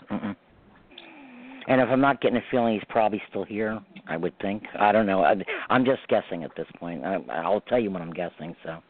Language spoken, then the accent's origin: English; Westchester, New York, United States; moved away as an adult; now in Orange County, New York, United States; I'm in New York, too, but I'm in Orange County now. I'm from Westchester originally. I just moved to Orange County.